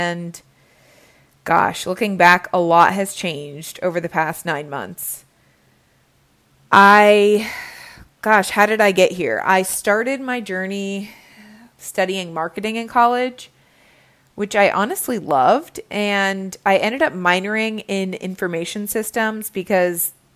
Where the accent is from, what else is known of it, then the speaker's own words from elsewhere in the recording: Cincinnati, Ohio, United States; moved away as an adult; also born or lived in Budapest, Hungary / Virginia; I started off, ironically, back in my hometown of Cincinnati, Ohio